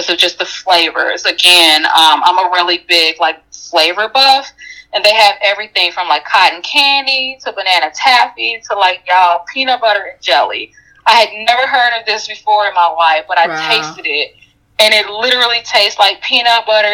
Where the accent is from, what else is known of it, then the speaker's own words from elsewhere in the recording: Chicago, Illinois, United States; I'm a Chicagoan